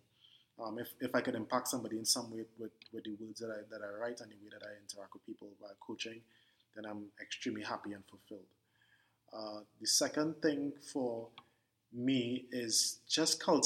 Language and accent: English; Port of Spain, Trinidad & Tobago; I am born and raised in Port of Spain, Trinidad, and still in Trinidad